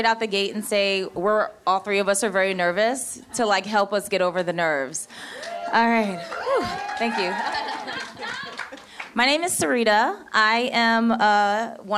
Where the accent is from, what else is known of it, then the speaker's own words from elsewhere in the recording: Philadelphia, Pennsylvania, United States; moved away as an adult; also born or lived in New York City; now in Oregon, United States; I'm from Philadelphia